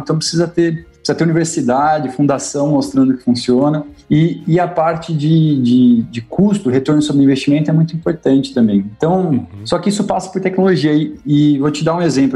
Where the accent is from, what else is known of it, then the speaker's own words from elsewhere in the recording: São Paulo, Brazil; moved away; eu sou paulistano, cresci na capital, mas desde que tive a oportunidade nunca mais para lá voltei